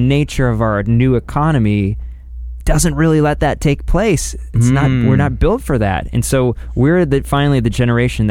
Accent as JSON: {"language": "English", "area": "Carlsbad", "region": "California", "country": "United States", "tie": "born or raised there", "also_born_or_lived": "Del Mar, California"}